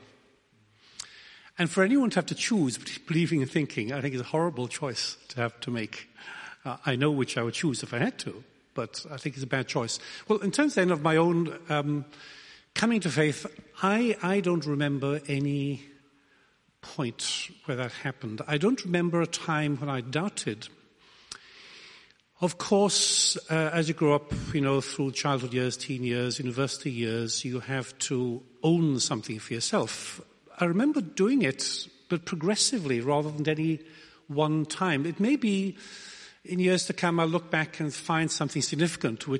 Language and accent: English; Wales, United Kingdom; I come from Wales.